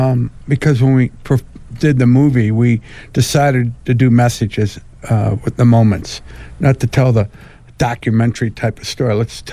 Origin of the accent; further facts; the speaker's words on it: South Bend, Indiana, United States; from South Bend, Indiana.